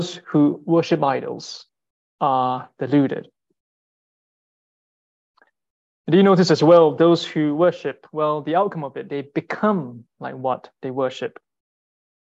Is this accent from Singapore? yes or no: yes; Singapore; moved away; I'm from Singapore, and growing up, idolatry was quite commonplace